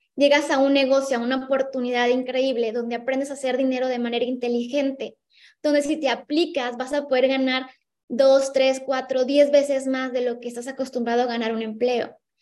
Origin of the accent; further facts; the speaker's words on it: Ensenada, Baja California, Mexico; moved away as an adult; now in Cancún, Mexico; soy de Ensenada, Baja California, del norte